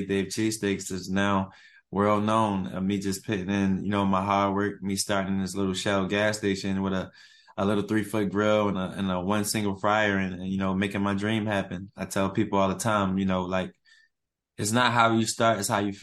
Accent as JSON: {"language": "English", "town": "Philadelphia", "region": "Pennsylvania", "country": "United States", "tie": "born or raised there", "moved": "as an adult", "lives_now": "Atlanta, United States", "said": "I'm from West Philly, born and raised"}